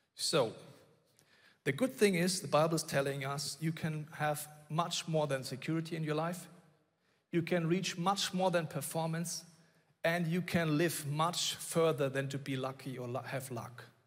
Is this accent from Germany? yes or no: yes; Bavaria, Germany; I grew up in Bavaria